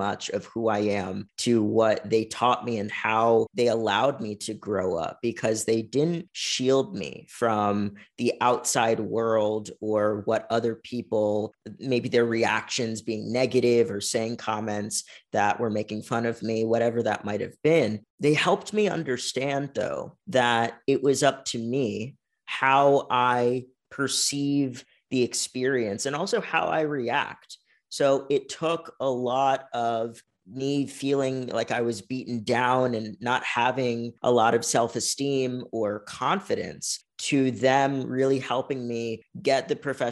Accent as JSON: {"language": "English", "region": "Virginia", "country": "United States", "tie": "born or raised there", "moved": "as an adult", "lives_now": "San Diego, United States", "said": "I've spent all of my life on the East Coast, specifically in Virginia"}